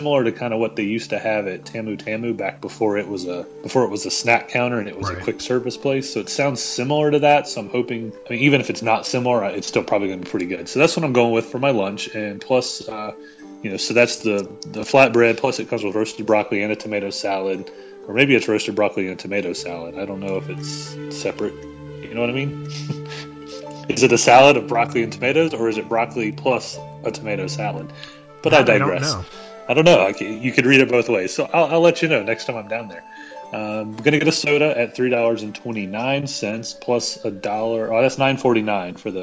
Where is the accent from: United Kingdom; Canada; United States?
United States; the South; I'm from the South.